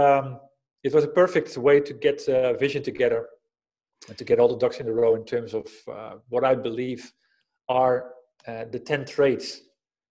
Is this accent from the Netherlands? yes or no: yes; Netherlands; moved away as an adult; now in Spain; I grew up in the Netherlands, living in Spain these days with my family. I've been living here for 12 years